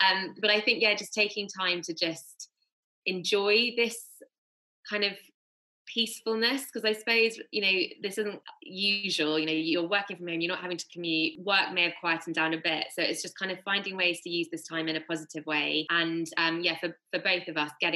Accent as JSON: {"language": "English", "town": "Bath", "region": "South West England", "country": "United Kingdom", "tie": "born or raised there", "said": "where we grew up in Bath"}